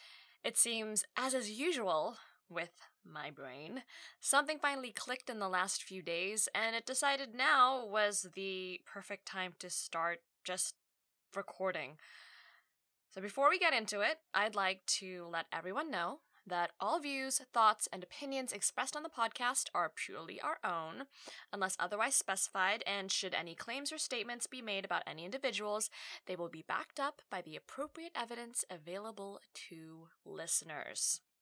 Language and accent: English; Australia; I'm an Australian-born Asian woman. The joke here is that I don't sound Australian. I've lived here for 3 decades now